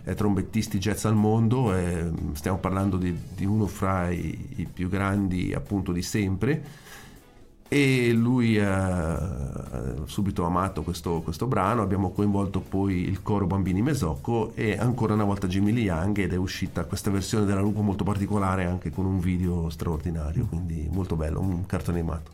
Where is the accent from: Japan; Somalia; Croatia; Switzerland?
Switzerland; Italian Switzerland; ho anche avuto l'occasione di organizzare eventi dalle mie parti in, eh, nella Svizzera italiana